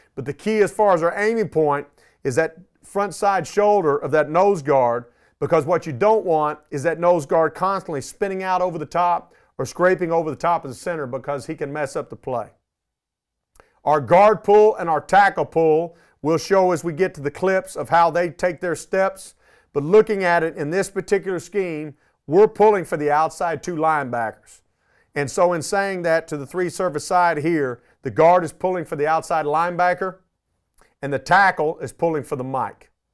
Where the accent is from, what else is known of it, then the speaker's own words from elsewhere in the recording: Arlington, Texas, United States; I was born in Arlington, Texas. Um, I grew up here